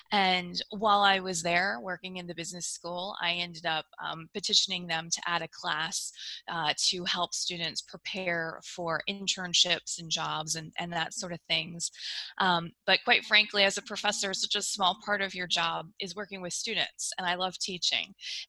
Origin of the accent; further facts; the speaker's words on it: United States; accent: American; now in Australia; So you can probably tell from my accent that I'm an American, but I actually live in Australia. I have moved around quite a bit. I've actually lived in 6 different countries